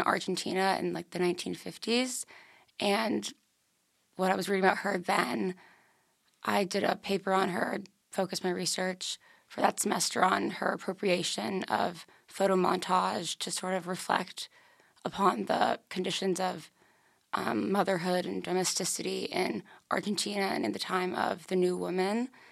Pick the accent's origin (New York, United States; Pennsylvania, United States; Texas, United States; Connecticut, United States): Connecticut, United States; Darien; I'm from Darien, Connecticut